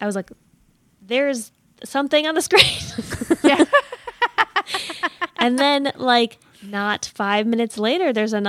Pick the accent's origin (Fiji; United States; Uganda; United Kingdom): United States; I wonder how many jokes I missed because I'm American